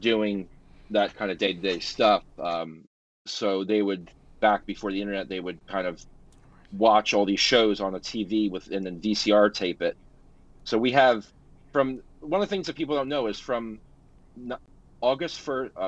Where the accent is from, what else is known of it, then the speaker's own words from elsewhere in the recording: New Jersey, United States; my home state of New Jersey